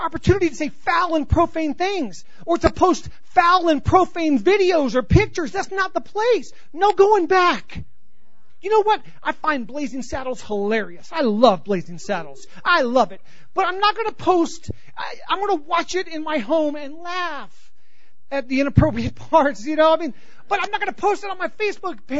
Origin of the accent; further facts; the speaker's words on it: Southern California, United States; moved away; I grew up in Southern California